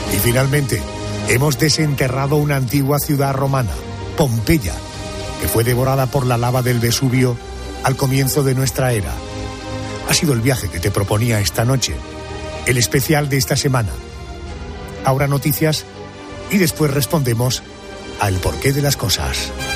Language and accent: Spanish; Andalusia, Spain; nosotros, los andaluces